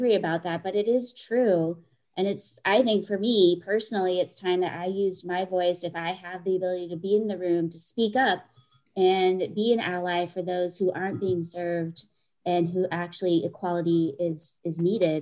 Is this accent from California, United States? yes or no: yes; Hayward, California, United States; also born or lived in Santa Barbara, California / Los Angeles, California; I was born and raised here in the Bay, Hayward, California